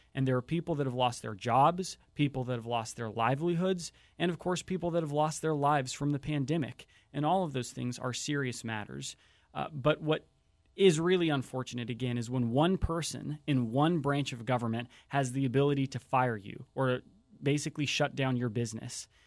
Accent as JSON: {"language": "English", "area": "Whatcom County", "region": "Washington", "country": "United States", "tie": "born or raised there", "said": "I grew up in Whatcom County."}